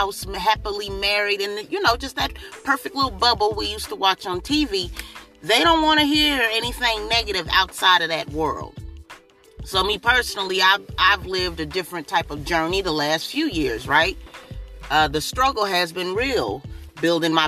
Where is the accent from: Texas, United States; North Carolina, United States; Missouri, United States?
Missouri, United States; Kansas City; also born or lived in Jackson, Tennessee; now in Springfield, United States; I was born here in Springfield, Missouri, raised in Kansas City, Missouri, but my family originates from Tennessee